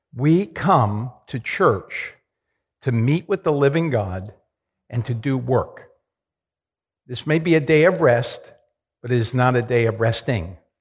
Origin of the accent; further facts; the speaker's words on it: New York, United States; I'm from New York